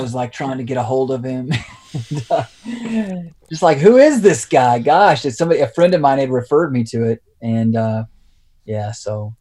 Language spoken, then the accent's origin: English; Lubbock, Texas, United States; also born or lived in Fort Worth; leading us back to my hometown of Lubbock in West Texas to start a church